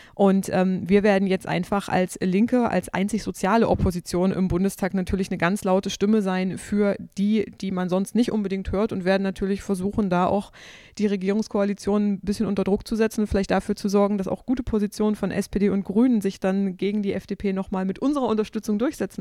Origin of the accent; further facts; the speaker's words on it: Saxony-Anhalt, Germany; moved away; meiner Heimat Sachsen-Anhalt vom Dorf